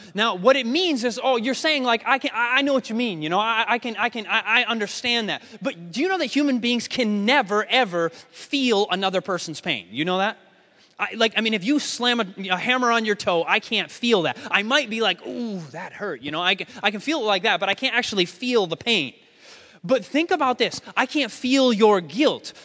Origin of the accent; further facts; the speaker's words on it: United States; I'm not from Austria. I'm obviously from the States